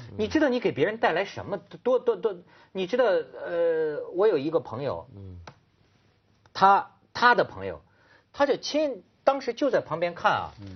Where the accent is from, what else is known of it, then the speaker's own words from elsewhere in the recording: Shijiazhuang, Hebei, China; 我小时候在石家庄